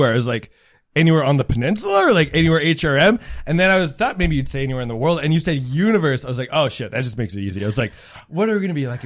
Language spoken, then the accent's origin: English; Winnipeg, Manitoba, Canada; moved away as an adult; now in Halifax, Canada; Inner city kid. It's good. Yeah, I was there till I was 20. Moved around a bunch. Now I'm in Halifax.